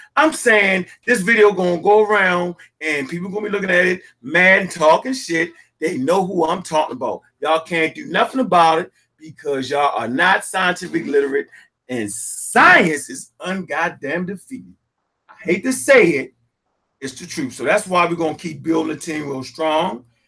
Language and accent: English; Baltimore, Maryland, United States; born and raised in Baltimore, Maryland